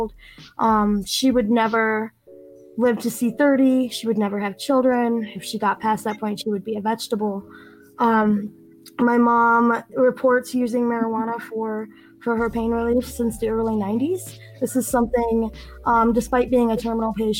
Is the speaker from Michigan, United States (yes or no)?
yes; Benton Harbor, Michigan, United States; I'm from Southwest Michigan, Benton Harbor area